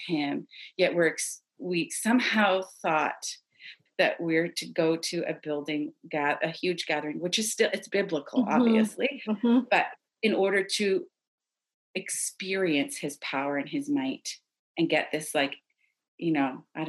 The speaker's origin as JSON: {"language": "English", "town": "Ottawa", "region": "Ontario", "country": "Canada", "tie": "born or raised there", "said": "I was born in Ottawa, like the capital."}